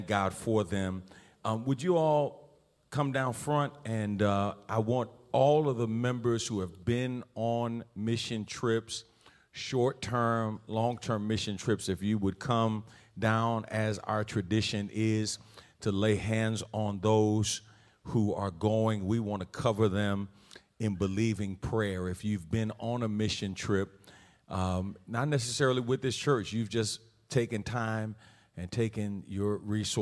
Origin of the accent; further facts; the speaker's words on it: United States; being African American of African descent